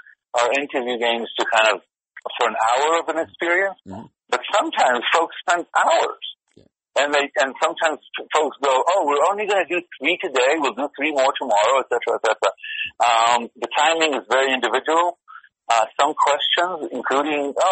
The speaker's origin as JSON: {"language": "English", "country": "Israel", "moved": "yes", "said": "we're from Israel"}